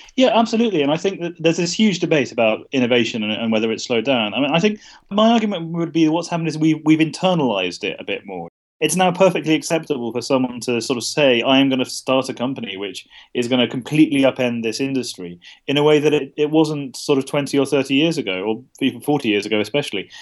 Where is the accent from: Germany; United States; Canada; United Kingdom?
United Kingdom; I'm a British journalist